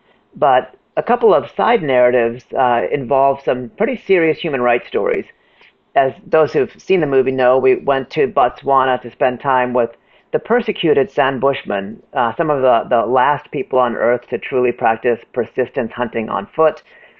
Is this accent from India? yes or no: yes; India; I'm from India. We believe in reincarnation.